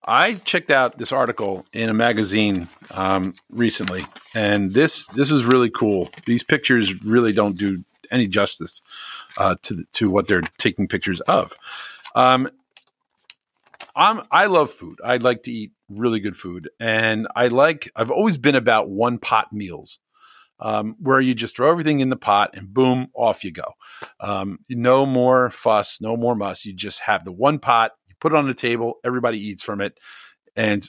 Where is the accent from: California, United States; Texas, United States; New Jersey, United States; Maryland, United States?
New Jersey, United States; Scotch Plains; I'm from Scotch Plains, New Jersey.